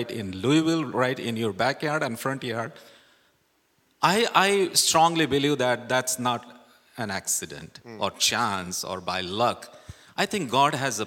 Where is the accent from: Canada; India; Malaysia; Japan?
India; moved away as an adult; now in United States; I'm from India.